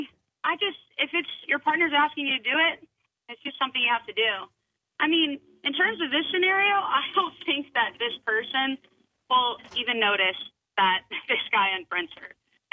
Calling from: Somerville, United States; I'm in Somerville on the way to work.

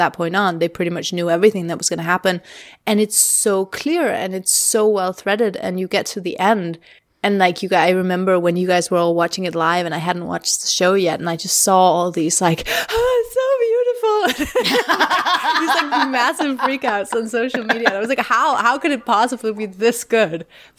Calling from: Denmark; I'm recording from Denmark.

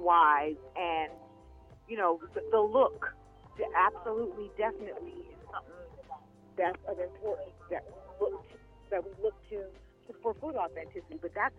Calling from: Los Angeles, California, United States; Calling from Los Angeles, California.

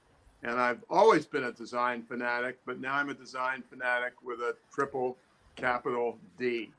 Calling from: South Dartmouth, Massachusetts, United States; I'm calling in from South Dartmouth, Massachusetts. It's nobody's ever heard of. It's 80 miles south of Boston.

